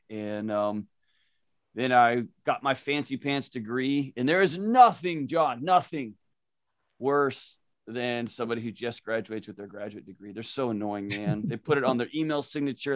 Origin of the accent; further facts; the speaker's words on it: Houston, Texas, United States; moved away as an adult; now in Nashville, United States; I was born and raised in Houston